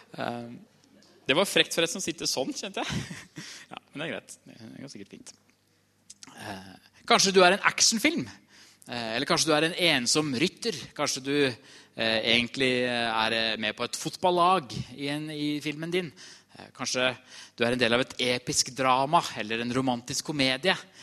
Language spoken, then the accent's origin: Norwegian; Trysil, Innlandet, Norway; jeg kommer fra Trysil